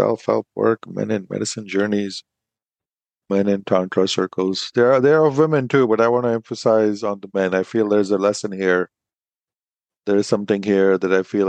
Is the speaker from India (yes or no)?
yes; India; Being an Indian man